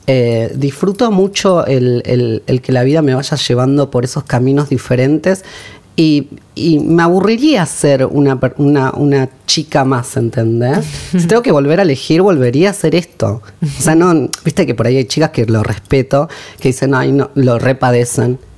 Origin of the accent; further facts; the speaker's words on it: Quilmes, Buenos Aires Province, Argentina; Soy de Quilmes.